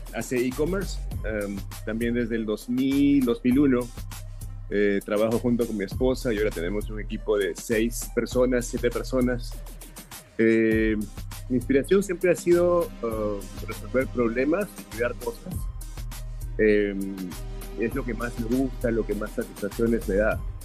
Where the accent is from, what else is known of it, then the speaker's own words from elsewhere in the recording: Peru; now in Sarasota, United States; Soy originalmente de Perú